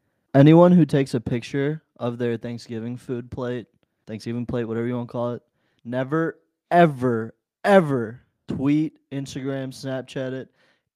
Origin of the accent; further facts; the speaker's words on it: India; born there; moved away; For those of you who don't know, I am foreign. I was born in India.